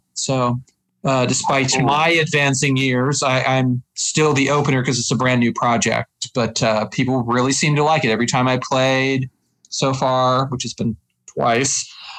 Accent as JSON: {"language": "English", "town": "Reno", "region": "Nevada", "country": "United States", "tie": "born or raised there", "also_born_or_lived": "Chicago, United States", "moved": "as an adult", "lives_now": "Minneapolis, United States"}